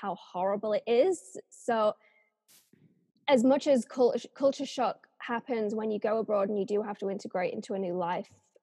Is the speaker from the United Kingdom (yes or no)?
yes; England, United Kingdom; moved away as an adult; also born or lived in Japan; some little English girl that has just never really left the country before